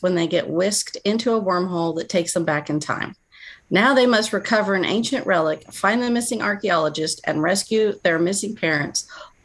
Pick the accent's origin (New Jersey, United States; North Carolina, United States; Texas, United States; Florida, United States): Florida, United States; St. Augustine; moved away; I am originally from St. Augustine, Florida